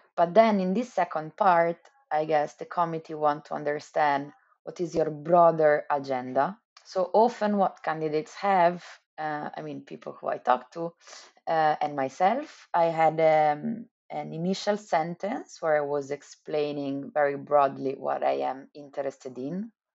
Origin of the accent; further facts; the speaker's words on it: Milan, Lombardy, Italy; moved away; I'm from Italy, I'm from Milan